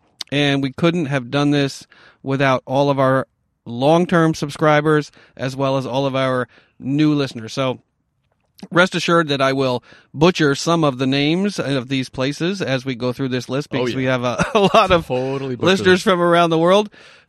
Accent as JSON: {"language": "English", "region": "New York", "country": "United States", "said": "I'm from New York."}